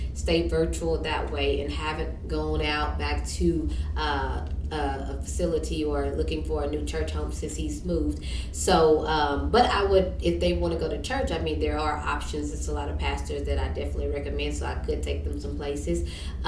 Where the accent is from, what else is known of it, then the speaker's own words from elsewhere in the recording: Minden, Louisiana, United States; now in Shreveport, United States; I'm from Minden